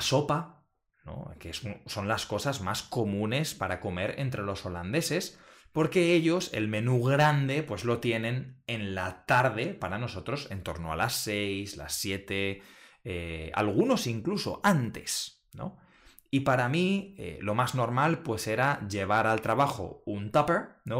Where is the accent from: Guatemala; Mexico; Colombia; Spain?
Spain; moved away as an adult; now in Netherlands; los españoles